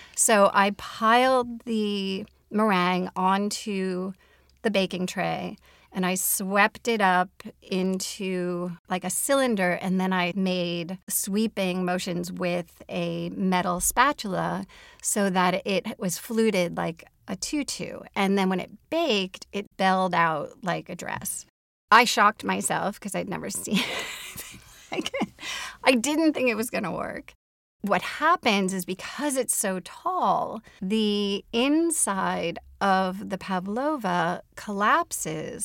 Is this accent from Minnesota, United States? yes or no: yes; Minneapolis, Minnesota, United States; my hometown of Minneapolis and greater Minnesota